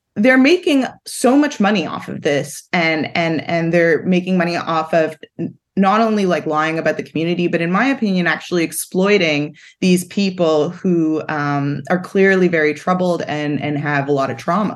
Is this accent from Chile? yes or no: no; Montreal, Quebec, Canada; I grew up in Montreal